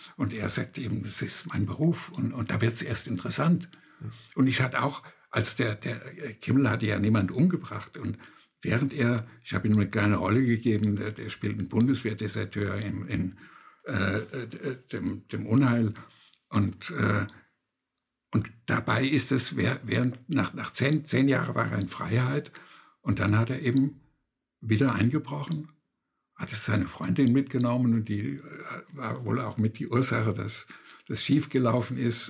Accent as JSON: {"language": "German", "country": "Germany", "said": "bei uns in Deutschland, da war es sehr speziell mit Ostdeutschland"}